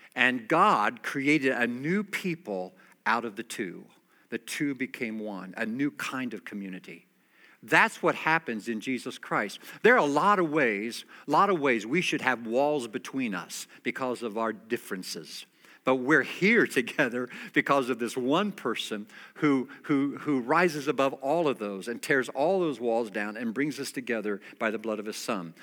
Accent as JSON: {"language": "English", "country": "United States", "said": "I'm an American"}